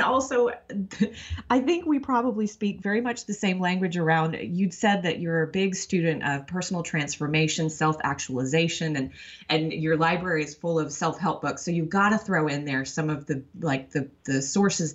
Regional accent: Tyler, Texas, United States; moved away; I grew up in Tyler, Texas

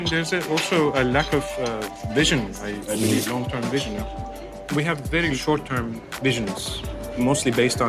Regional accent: Istanbul, Turkey; I've been following what's happening in Istanbul because it's my hometown.

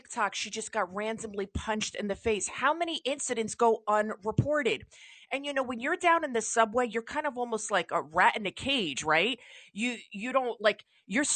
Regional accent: New York City, New York, United States; I'm a New Yorker

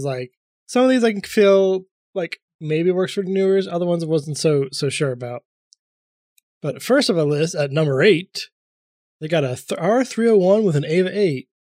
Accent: the South, United States; accent: Southern; I'm sorry. I sometimes forgot my southern accent.

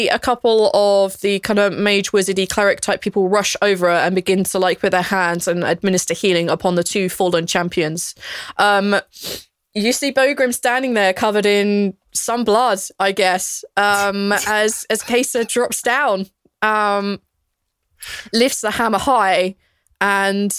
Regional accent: England, United Kingdom; I'm English

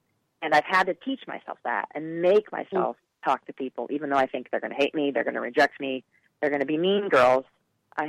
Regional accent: Portland, Oregon, United States; moved away; I'm originally from Portland

